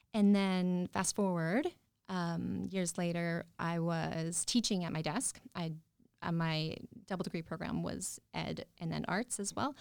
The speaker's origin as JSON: {"language": "English", "town": "Yorkton", "region": "Saskatchewan", "country": "Canada", "tie": "born or raised there", "said": "I grew up outside of York and Saskatchewan"}